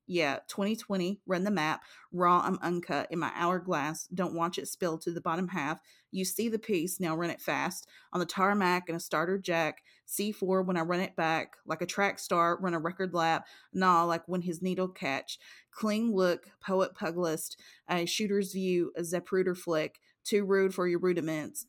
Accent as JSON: {"language": "English", "region": "Eastern Kentucky", "country": "United States", "said": "we came from Eastern Kentucky."}